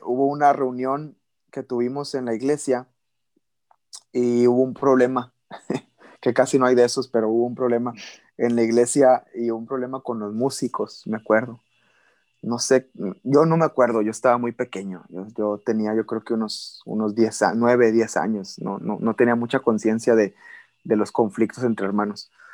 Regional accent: Valle Hermoso, Tamaulipas, Mexico; also born or lived in Monterrey, Nuevo León / Ciudad Mante, Tamaulipas / Reynosa, Tamaulipas / Brownsville, Texas; yo me crié toda mi infancia en Tamaulipas

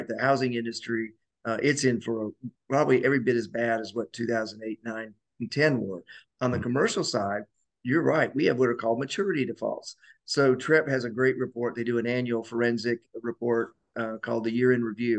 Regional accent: Colorado, United States; I grew up in Colorado and during the 70s

